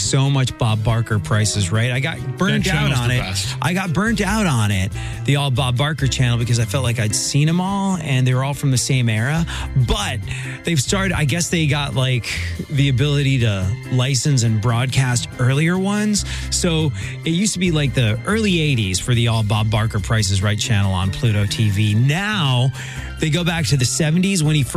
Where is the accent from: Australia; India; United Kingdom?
United Kingdom; England; now in United States; when I was growing up in England